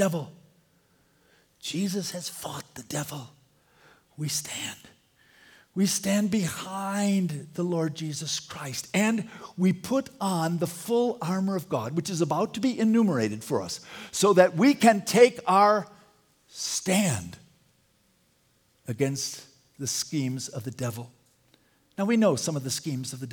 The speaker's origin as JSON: {"language": "English", "region": "Wisconsin", "country": "United States", "said": "I'm a big Green Bay Packer fan because I'm from Wisconsin"}